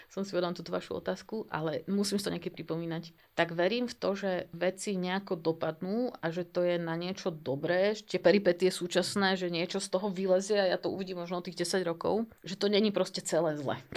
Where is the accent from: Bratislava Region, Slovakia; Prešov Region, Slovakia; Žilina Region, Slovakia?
Bratislava Region, Slovakia; Bratislava; Ja som pôvodne z Bratislavy, ale teraz som sa odsťahol mimo Bratislavy. Ale teda odtiaľ ďaleko stále.